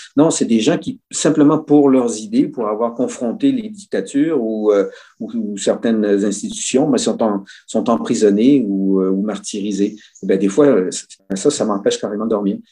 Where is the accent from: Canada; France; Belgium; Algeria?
Canada; Quebec